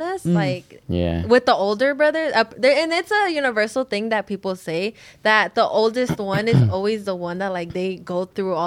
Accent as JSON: {"language": "English", "town": "Los Angeles", "region": "California", "country": "United States", "tie": "born or raised there", "said": "we grew up in South Central"}